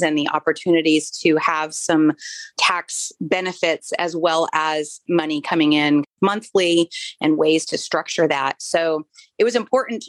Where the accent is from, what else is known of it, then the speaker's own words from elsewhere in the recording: Florida, United States; moved away; I grew up in Florida, so I'm a beach girl.